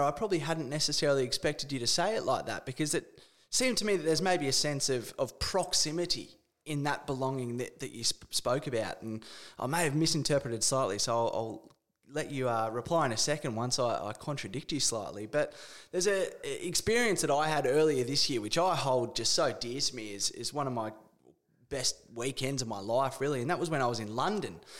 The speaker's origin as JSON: {"language": "English", "country": "Australia", "said": "being an Australian"}